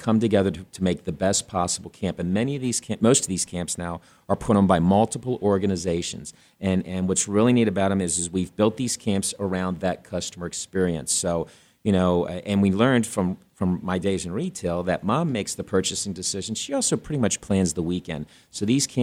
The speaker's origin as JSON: {"language": "English", "region": "East Coast", "country": "United States", "moved": "yes", "lives_now": "Arizona, United States", "said": "I'm from the East Coast originally."}